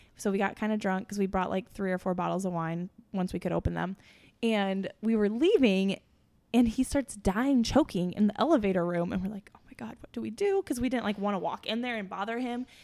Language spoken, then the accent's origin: English; Missouri, United States; also born or lived in Chicago; I'm from Missouri, but my mom is from Kansas